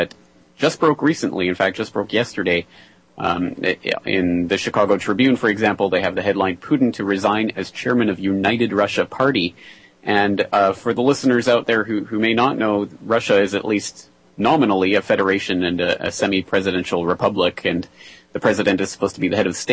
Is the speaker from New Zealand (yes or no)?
no; Canada; being a Canadian myself